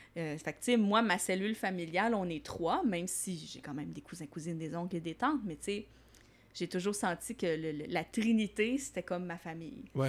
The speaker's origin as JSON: {"language": "French", "town": "Longueuil", "region": "Quebec", "country": "Canada", "tie": "born or raised there", "also_born_or_lived": "Varennes / Saint-Lambert", "said": "moi, je viens principalement de la rive sud. Je me suis promenée un petit peu, mais euh, je suis née à Varennes. Puis après ça, j'ai habité plus euh, Saint-Lambert, euh, Longueuil."}